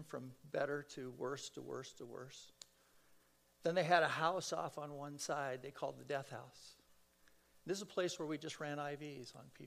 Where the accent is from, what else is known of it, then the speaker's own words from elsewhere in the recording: San Fernando Valley, California, United States; I'm a kid from the San Fernando Valley.